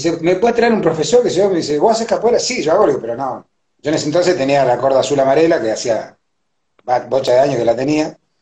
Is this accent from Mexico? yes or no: no; Argentina; yo soy argentino, nacido acá, mis viejos son paraguayos